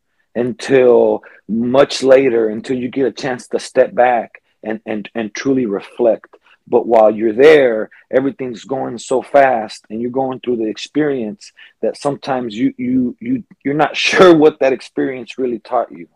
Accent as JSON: {"language": "English", "region": "California", "country": "United States", "tie": "born or raised there", "said": "I was born in California. In a neighborhood that wasn't the greatest"}